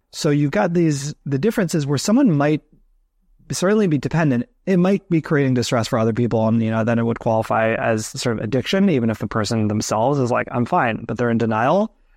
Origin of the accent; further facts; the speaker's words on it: New Jersey, United States; moved away as an adult; now in New York, United States; I grew up in New Jersey, so not far from that area